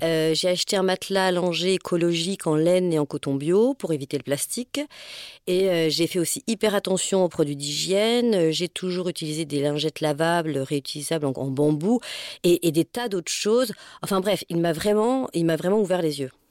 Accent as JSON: {"language": "French", "region": "Auvergne-Rhône-Alpes", "country": "France", "tie": "born or raised there", "moved": "yes", "said": "je suis originaire d'Auvergne"}